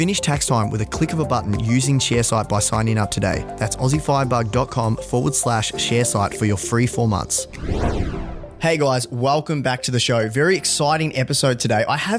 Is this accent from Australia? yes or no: yes; Victoria, Australia; Now, you are a Valley boy. You know, we are both from Latrobe Valley.